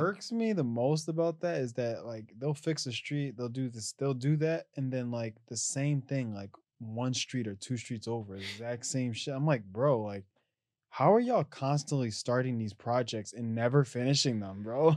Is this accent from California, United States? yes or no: no; Philadelphia, Pennsylvania, United States; sometimes I hate being like from this city. Like I hate telling people where I'm from